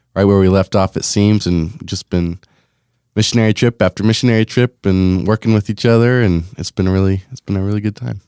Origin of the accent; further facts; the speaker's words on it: Lamoni, Iowa, United States; growing up in Lamoni